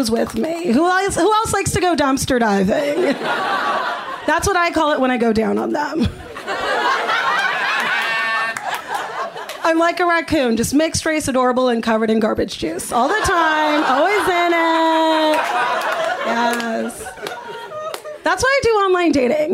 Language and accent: English; Los Angeles, California, United States; growing up here